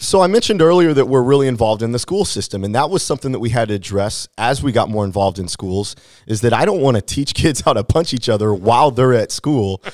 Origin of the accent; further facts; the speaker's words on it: Hannibal, Missouri, United States; I grew up in Hannibal, Missouri, and so I'm, I, I like to say that I'm locally grown